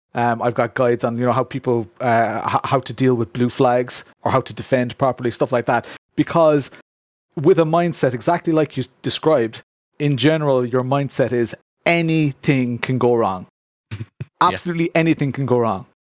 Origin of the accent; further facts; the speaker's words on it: Ireland; within Ireland, you know, a lot of people refer to me as that Irish sim racer, you know, that that Irish YouTuber